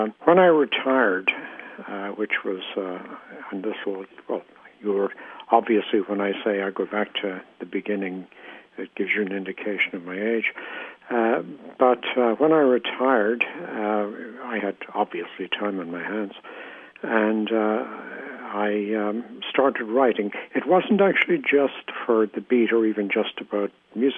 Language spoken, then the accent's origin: English; Ireland; I was born and raised in Ireland